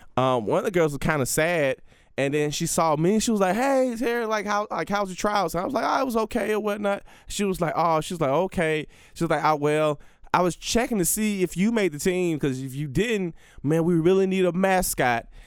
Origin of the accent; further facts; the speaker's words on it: Bessemer, Alabama, United States; my hometown, Bessemer, Alabama